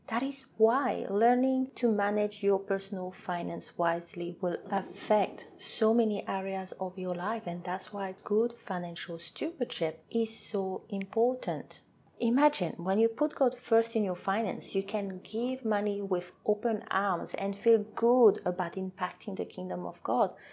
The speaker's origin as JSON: {"language": "English", "country": "French Polynesia", "first_language": "French", "second_language": "English", "moved": "as an adult", "lives_now": "New Zealand", "said": "I am from a beautiful island called Tahiti, French Polynesia, so my first language is French"}